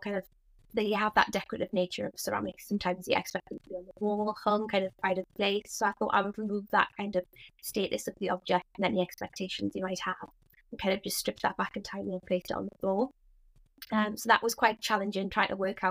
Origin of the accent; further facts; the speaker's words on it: Newcastle upon Tyne, North East England, United Kingdom; I'm from Newcastle, have always lived in Newcastle